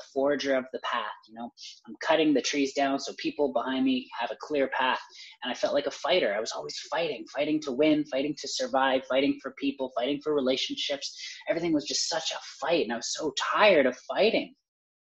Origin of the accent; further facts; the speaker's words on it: Canada; I'm Canadian